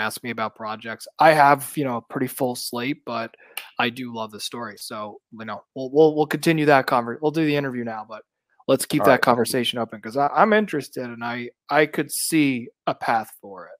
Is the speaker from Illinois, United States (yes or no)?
no; New York City, New York, United States; moved away as an adult; now in Los Angeles, United States; I'm from Brooklyn, New York. Yeah, originally. Okay. I've been in Los Angeles now for 10 years, but I am always a New Yorker at heart. I grew up in the city.